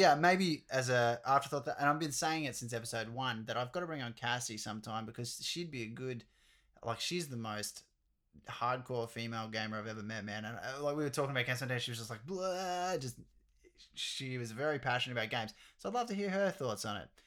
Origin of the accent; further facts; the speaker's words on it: Australia; we're Australian as well